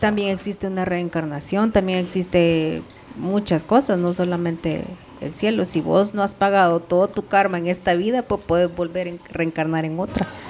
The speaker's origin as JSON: {"language": "Spanish", "country": "El Salvador", "moved": "yes", "said": "es un vecino de mi pueblo"}